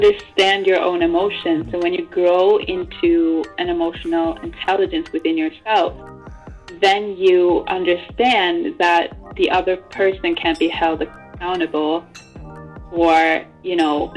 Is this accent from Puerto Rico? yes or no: no; Norway; I was born in Norway